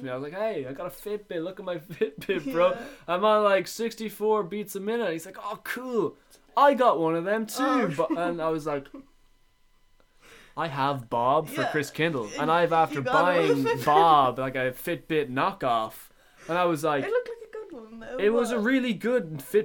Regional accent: Dublin, Leinster, Ireland; accent: D4; my D4 accent

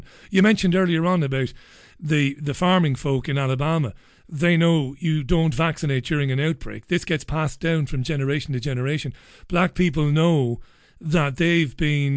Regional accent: Ireland; I'm Irish

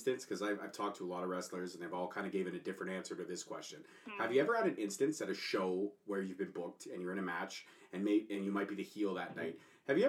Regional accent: Canada; But I'm Canadian, sure.

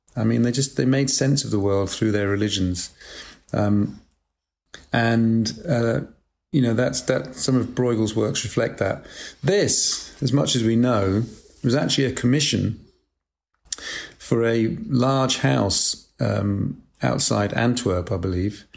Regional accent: United Kingdom; also born or lived in Macclesfield, England; I was brought up in Britain, and um, there was a period of a few years when I lived in a town called Macclesfield, which is in the north near Manchester

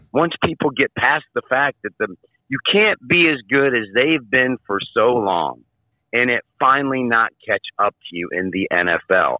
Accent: Michigan, United States; moved away; I'm from Michigan

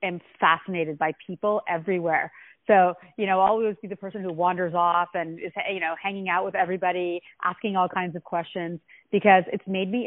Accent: Ottawa, Ontario, Canada; I was born in Ottawa, Canada

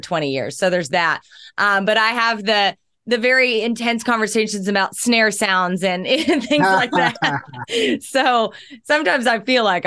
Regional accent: Southern Oklahoma, United States; I was raised on blues and jazz and country because I'm from Southern Oklahoma

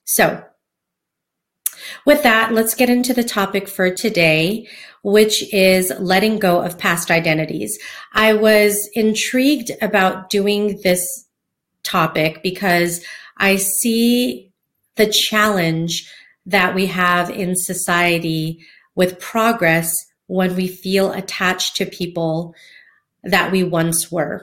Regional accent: Hawaiian community, United States; I grew up in the Hawaiian community, growing up dancing hula, outrigger canoe paddling.

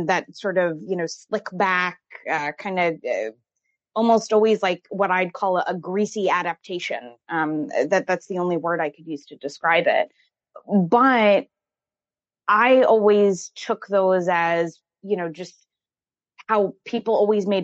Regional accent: Woodbridge, New Jersey, United States; I grew up in New Jersey

